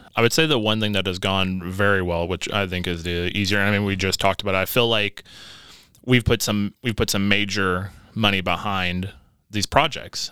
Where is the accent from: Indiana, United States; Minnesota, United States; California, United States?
Indiana, United States; Evansville; also born or lived in Las Vegas, Nevada; we've had some family over in Evansville, Indiana. And so that's where I grew up